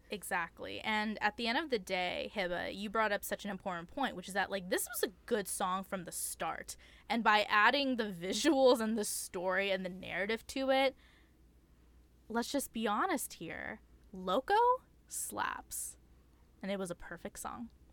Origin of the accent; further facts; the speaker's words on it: California, United States; I too was a Californian suburban teen